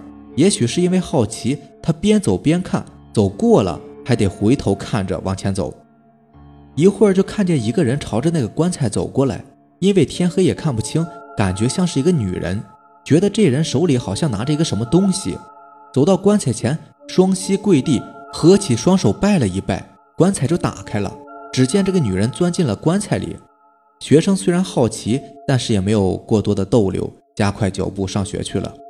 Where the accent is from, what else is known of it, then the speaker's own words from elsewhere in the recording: Jixian County, Heilongjiang, China; 我老家是住在集贤县的，三舅呢就住在老家。